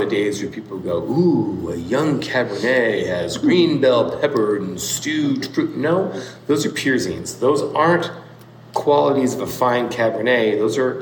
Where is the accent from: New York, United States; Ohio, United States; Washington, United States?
Washington, United States; I'm born and raised in Washington, cut my teeth in Washington wine in the 80s